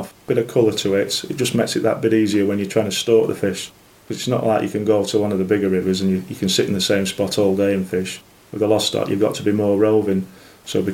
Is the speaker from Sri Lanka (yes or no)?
no; the Ribble and the Darwen, North West England, United Kingdom; I grew up fishing on the Ribble and the Darwen when I was younger